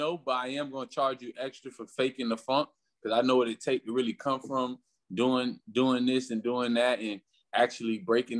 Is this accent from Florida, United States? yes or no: yes; Florida, United States; You know, Florida's real different, man. Florida, especially with the music, like with the music in Florida is like it took some time for it to evolve